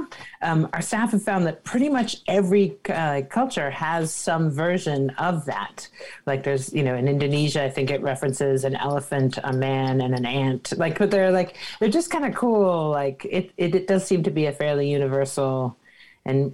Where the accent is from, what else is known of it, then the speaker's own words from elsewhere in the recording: Washington, District of Columbia, United States; I grew up in Washington, D.C. In the 70s